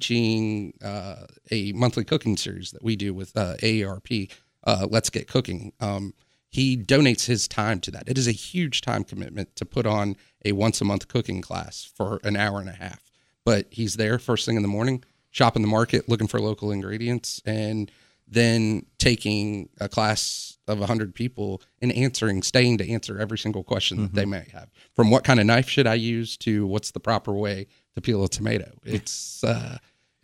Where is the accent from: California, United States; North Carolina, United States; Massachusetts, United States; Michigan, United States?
North Carolina, United States; Wilmington; moved away as an adult; now in Charleston, United States; spent most of my quote-unquote formative years in Wilmington, North Carolina